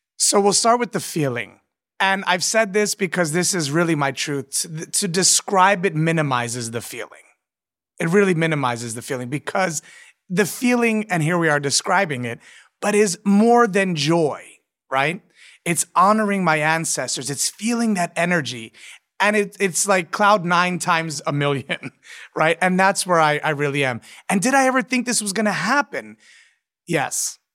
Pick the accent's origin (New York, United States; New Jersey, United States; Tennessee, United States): New York, United States; New York City; I'm a born New Yorker, born and raised